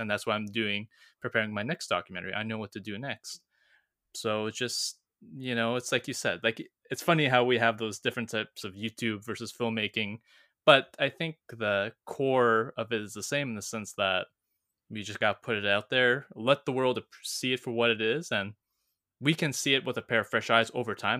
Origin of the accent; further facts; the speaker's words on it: Canada; moved away as an adult; I'm back in my hometown